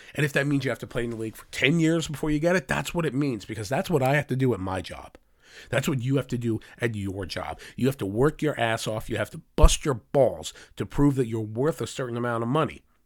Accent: United States; here in the United States

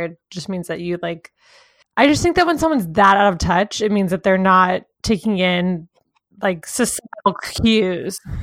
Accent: the South, United States; we grew up in the South too

